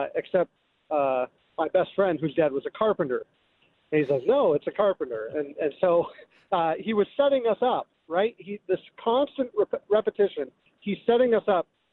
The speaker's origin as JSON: {"language": "English", "region": "Minnesota", "country": "United States", "tie": "born or raised there", "said": "I grew up in Minnesota"}